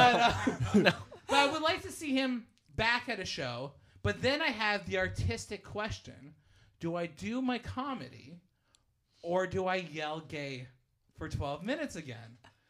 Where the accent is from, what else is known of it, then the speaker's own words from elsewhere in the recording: Hamilton, Ontario, Canada; I'm from Hamilton.